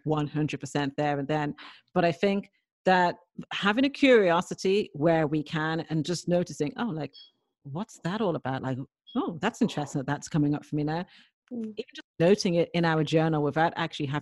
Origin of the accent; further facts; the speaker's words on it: Dublin, Leinster, Ireland; I was brought up in Dublin